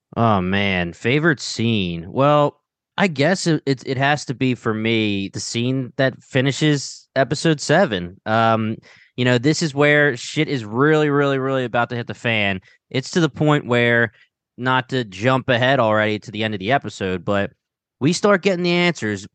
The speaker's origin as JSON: {"language": "English", "area": "Delaware County", "region": "Pennsylvania", "country": "United States", "accent": "Delco", "said": "got my little accent"}